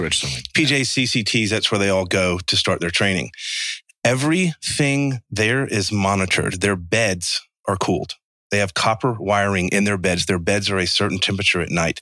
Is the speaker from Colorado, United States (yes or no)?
no; Savannah, Georgia, United States; I'm from Savannah, Georgia